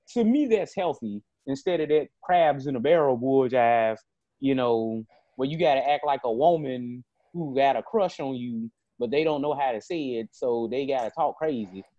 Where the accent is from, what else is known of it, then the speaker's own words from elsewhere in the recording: Greenville, Mississippi, United States; this is my hometown